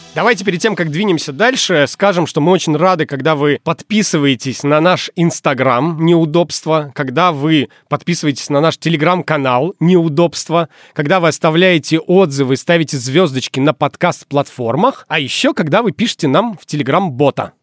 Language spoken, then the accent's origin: Russian; Murmansk, Murmansk Oblast, Russia; moved away; Когда я уже переехал из Мурманска